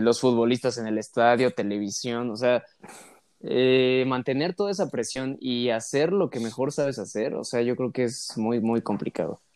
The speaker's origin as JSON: {"language": "Spanish", "country": "Mexico", "said": "yo como, como mexicano"}